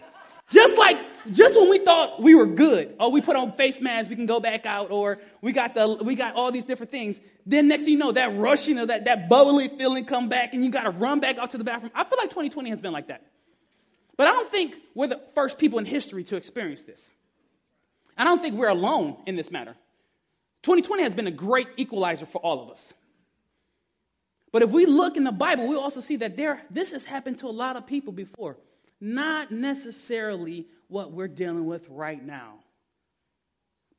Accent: Detroit, Michigan, United States; I'm from Detroit

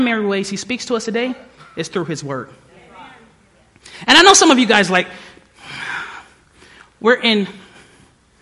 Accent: Detroit, Michigan, United States; moved away; I was from Detroit

